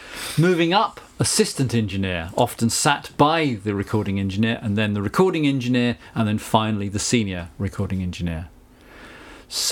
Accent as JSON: {"language": "English", "region": "South of England", "country": "United Kingdom", "accent": "Southern English", "said": "as you can hear from my accent, I don't have a Kent accent."}